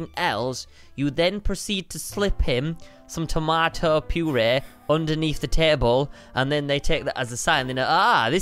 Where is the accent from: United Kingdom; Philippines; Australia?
United Kingdom; England; I'm English